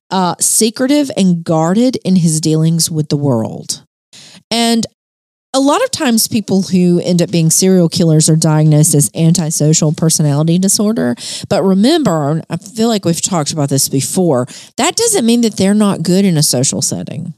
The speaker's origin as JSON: {"language": "English", "region": "Alabama", "country": "United States", "said": "I'm from Alabama"}